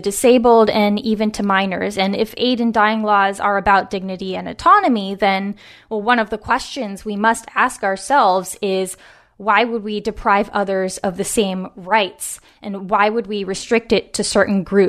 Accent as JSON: {"language": "English", "region": "West Coast", "country": "United States", "tie": "born or raised there", "said": "a mother, author, and cultural commentator born and raised on the West Coast"}